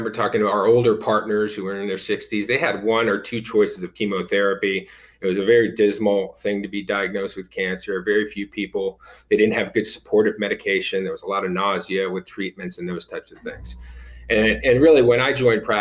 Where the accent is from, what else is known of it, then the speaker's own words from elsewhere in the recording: Fort Lauderdale, Florida, United States; I grew up in Fort Lauderdale, Florida, Cuban-American, second generation, born in the United States